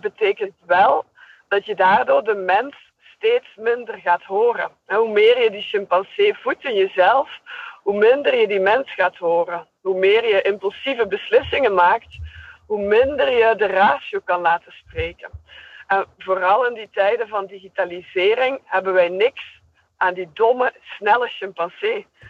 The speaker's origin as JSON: {"language": "Dutch", "country": "Belgium", "accent": "Belgian", "said": "ik ben een Belgische"}